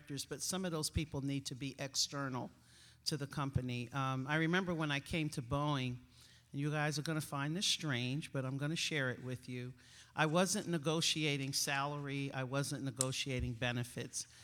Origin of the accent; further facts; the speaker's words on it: East Coast, United States; accent: East Coast; moved away; I'm an East Coaster, if you haven't figured out from my accent